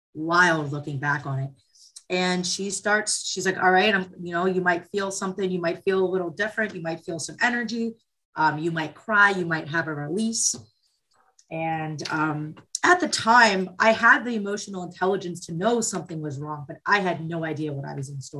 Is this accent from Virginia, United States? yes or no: yes; Springfield, Virginia, United States; I was born in Springfield, Virginia